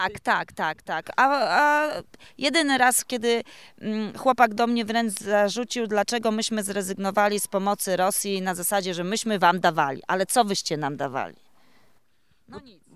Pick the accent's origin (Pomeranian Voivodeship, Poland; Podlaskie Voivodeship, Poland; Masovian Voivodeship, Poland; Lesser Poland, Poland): Podlaskie Voivodeship, Poland; Jestem z Podlasia. Jako chyba jedyna tutaj uczestniczka, uczestniczka z tego regionu.